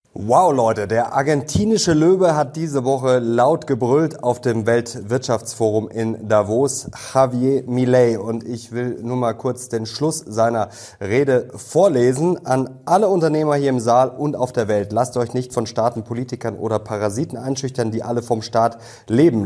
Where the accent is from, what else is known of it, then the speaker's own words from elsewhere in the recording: Germany; bei uns in Deutschland